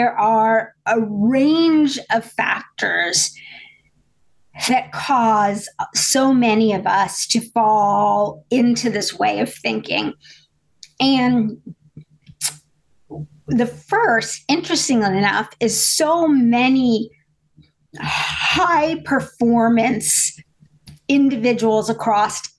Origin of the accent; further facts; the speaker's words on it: Indiana, United States; I grew up in a small town in Indiana